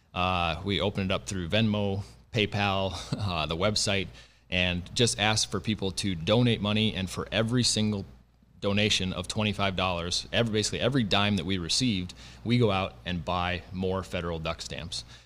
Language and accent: English; South Dakota, United States; moved away as an adult; now in North Dakota, United States; I grew up in the Dakotas, um, so grew up in South Dakota, uh, went to school in North Dakota, and now live in North Dakota